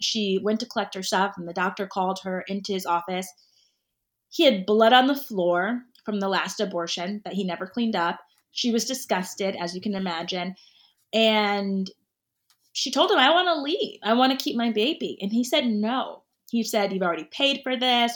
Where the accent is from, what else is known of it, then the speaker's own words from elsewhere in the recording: Connecticut, United States; I grew up in Connecticut where I live now.